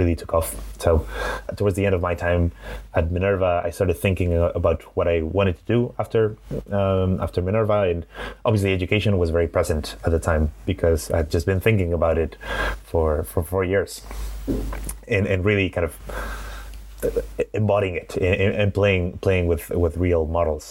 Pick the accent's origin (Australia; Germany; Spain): Spain; Madrid, Community of Madrid; accent: Spanish; English is a second language; also born or lived in Glasgow, Scotland / San Francisco; today from Madrid in Spain, which is where I'm from. So I grew up here in the city